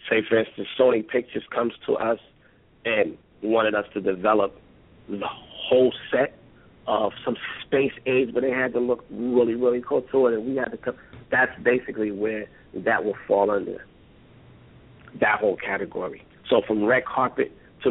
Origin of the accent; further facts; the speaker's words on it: New Jersey, United States; I was born here mm-hmm. in the United States in New Jersey